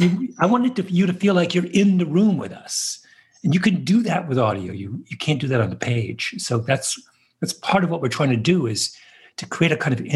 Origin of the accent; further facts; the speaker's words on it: New York, United States; And as a New Yorker, I always feel there's a special bond between …